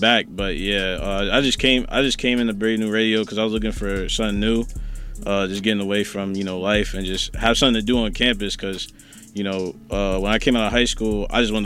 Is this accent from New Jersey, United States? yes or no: yes; Newark, New Jersey, United States; born and raised in Newark, New Jersey.